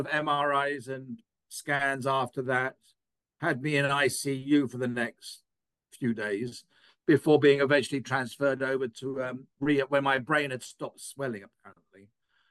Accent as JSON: {"language": "English", "region": "England", "country": "United Kingdom", "moved": "yes", "lives_now": "United States", "said": "I'm an Englishman at birth"}